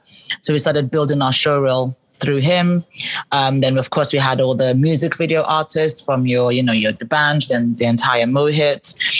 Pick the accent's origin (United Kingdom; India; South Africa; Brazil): United Kingdom; England; accent: English; now my English accent isn't even as strong anymore. Like, I had a really strong English accent and I spoke really fast.